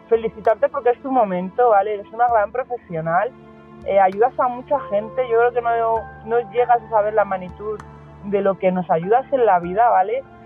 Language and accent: Spanish; Spain; soy de España